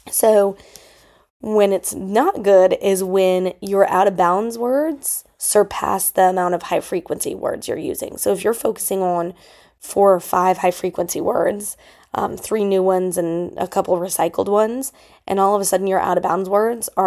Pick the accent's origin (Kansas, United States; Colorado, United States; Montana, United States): Colorado, United States; Denver; lots of my mentors in Colorado growing up in the Denver Public Schools used special person interviews regularly